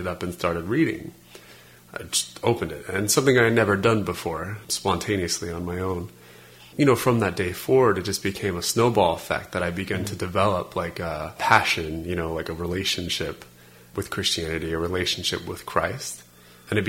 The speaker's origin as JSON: {"language": "English", "town": "Las Vegas", "region": "Nevada", "country": "United States", "tie": "born or raised there", "said": "I grew up in Las Vegas, Nevada"}